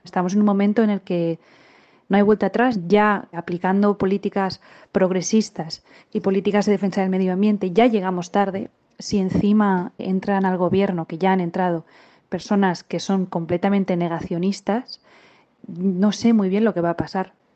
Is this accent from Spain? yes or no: yes; Valencia, Valencian Community, Spain; soy de Valencia